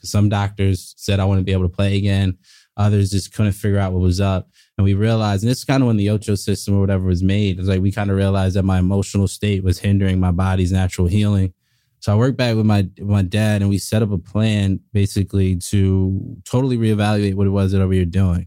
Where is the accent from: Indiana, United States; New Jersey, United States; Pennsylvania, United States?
New Jersey, United States; South Orange; also born or lived in Montana; I grew up in, uh, South Orange, New Jersey